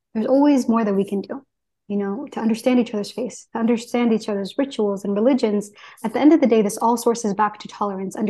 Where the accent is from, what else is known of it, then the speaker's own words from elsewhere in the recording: Texas, United States; I grew up in Texas